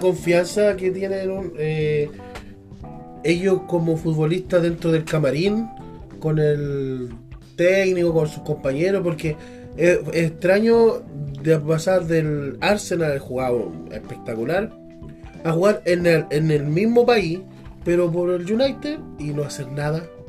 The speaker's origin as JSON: {"language": "Spanish", "country": "Chile", "said": "soy chileno"}